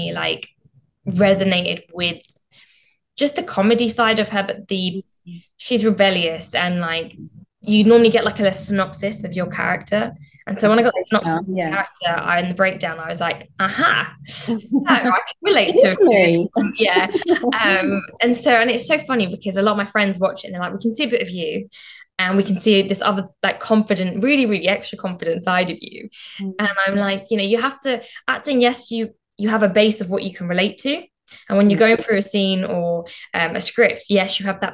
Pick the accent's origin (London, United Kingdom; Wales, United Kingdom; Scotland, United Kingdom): London, United Kingdom; Southall; I'm from Southall originally and, you know, grew up in Southall